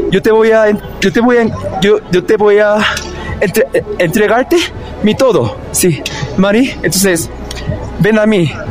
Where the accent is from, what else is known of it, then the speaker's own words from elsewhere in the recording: South Korea; Sí, yo soy de Corea del Sur y yo, yo, vine a América Latina al principio, al principio a Chile, como para empezar mi nueva vida en, en América Latina.